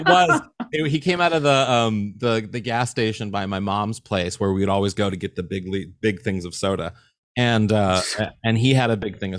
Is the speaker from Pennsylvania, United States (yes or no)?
no; St. Louis, Missouri, United States; moved away; in St. Louis visiting folks